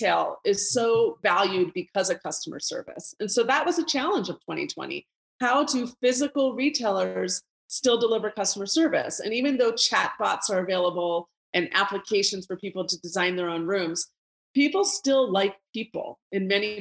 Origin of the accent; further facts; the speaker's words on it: Colorado, United States; my hometown of Colorado